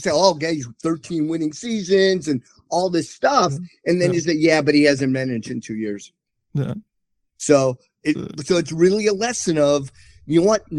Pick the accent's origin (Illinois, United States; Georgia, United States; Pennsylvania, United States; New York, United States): Illinois, United States; Chicago; moved away as an adult; also born or lived in Plainfield, Illinois; now in Texas, United States; I'm from Chicago